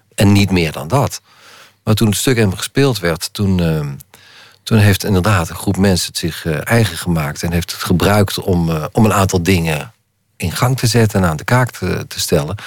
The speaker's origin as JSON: {"language": "Dutch", "region": "Limburg", "country": "Netherlands", "accent": "Limburgish dialect", "said": "mijn eigen dialect"}